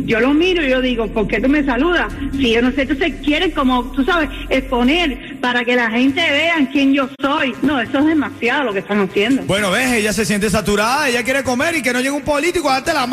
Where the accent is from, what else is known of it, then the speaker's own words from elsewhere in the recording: Cuba; De Cuba.